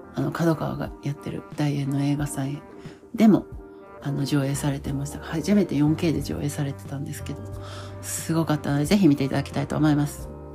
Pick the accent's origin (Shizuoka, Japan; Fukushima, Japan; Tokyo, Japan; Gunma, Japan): Shizuoka, Japan; Hamamatsu; 私の出身は旧稲佐郡細江町木がという場所で